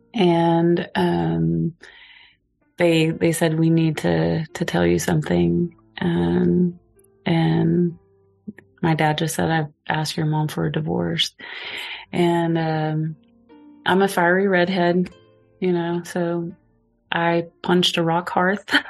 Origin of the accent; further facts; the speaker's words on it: Gans, Oklahoma, United States; moved away; I was born in Gans, Oklahoma